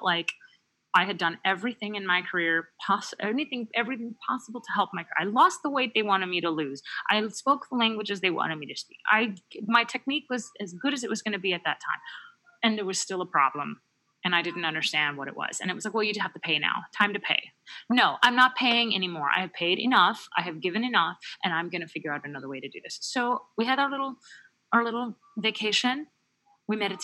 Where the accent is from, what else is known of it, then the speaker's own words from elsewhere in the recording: United States; as an American